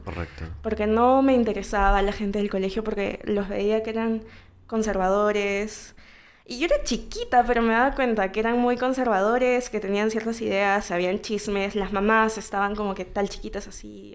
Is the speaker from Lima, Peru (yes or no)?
no; Callao, Peru; first language Spanish; nací en el Callao eh, el 2 de febrero de 1998.